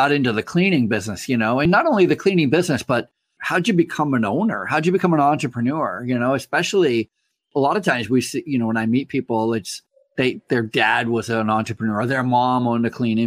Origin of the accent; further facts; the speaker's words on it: Vermont, United States; I grew up in Vermont